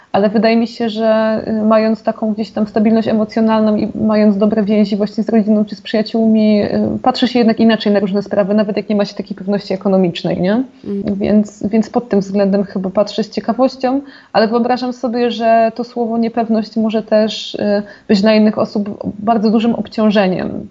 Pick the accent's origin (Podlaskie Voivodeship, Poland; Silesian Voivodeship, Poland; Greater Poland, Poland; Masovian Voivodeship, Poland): Silesian Voivodeship, Poland; Zagłębie Dąbrowskie; also born or lived in Katowice; ja jestem zagłębiaczką, czyli zaraz obok